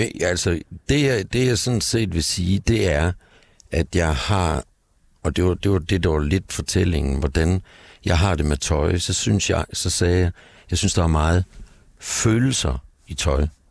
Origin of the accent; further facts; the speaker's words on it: Gistrup, North Denmark Region, Denmark; moved away as an adult; also born or lived in Aalborg / Aarhus; now in Copenhagen, Denmark; da jeg var barn og boede i Nordjylland, i en lille by, Gistrup, syd for Aalborg